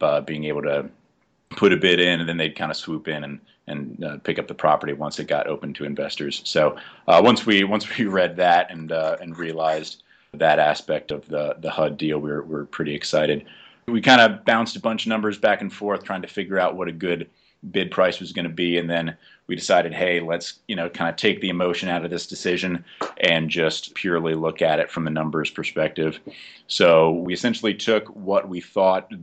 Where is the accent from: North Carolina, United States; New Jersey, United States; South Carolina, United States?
New Jersey, United States; Jersey City; moved away as an adult; also born or lived in Oklahoma City; now in New Mexico, United States; I'm from Jersey City, New Jersey.